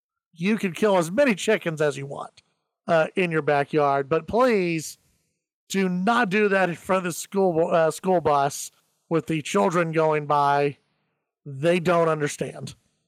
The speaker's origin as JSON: {"language": "English", "town": "Grand Prairie", "region": "Texas", "country": "United States", "tie": "born or raised there", "said": "When I was growing up in Grand Prairie, we had just moved into our new, very nice neighborhood in Grand Prairie."}